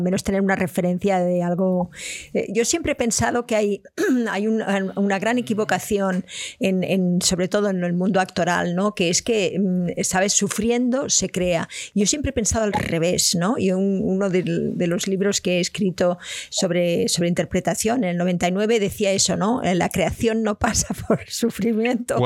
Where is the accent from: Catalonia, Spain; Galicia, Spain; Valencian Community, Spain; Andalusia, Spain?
Catalonia, Spain; Barcelona; Yo soy de Barcelona